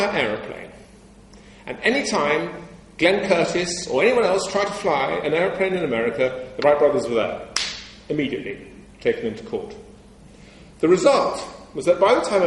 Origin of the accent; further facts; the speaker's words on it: England, United Kingdom; I'm English